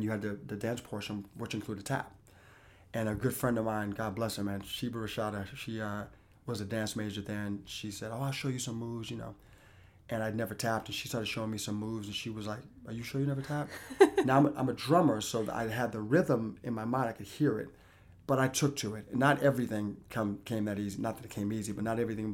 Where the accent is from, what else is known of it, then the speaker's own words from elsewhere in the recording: Boston, Massachusetts, United States; up to that point I was in my hometown of Boston